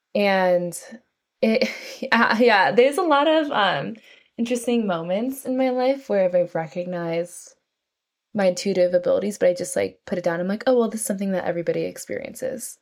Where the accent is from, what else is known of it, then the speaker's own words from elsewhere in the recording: North San Francisco Bay Area, California, United States; moved away as an adult; now in New York City, United States; I grew up in California, in North San Francisco Bay Area